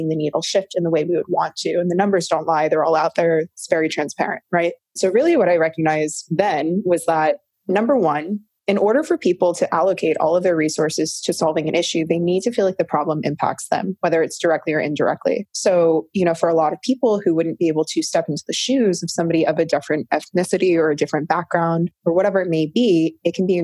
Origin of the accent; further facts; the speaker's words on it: North Carolina, United States; now in California, United States; I was born in North Carolina. I'm a biracial female. And what I recognized growing up in the South